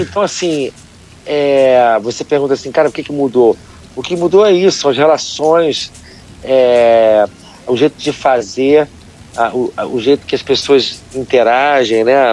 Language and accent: Portuguese; Rio de Janeiro, Brazil; a gente da Zona Sul